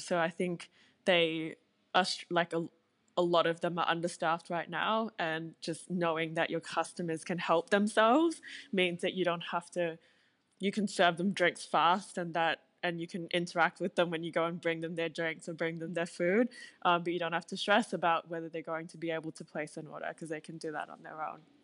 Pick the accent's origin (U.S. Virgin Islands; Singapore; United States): Singapore; now in Australia; I grew up in Singapore. I was born there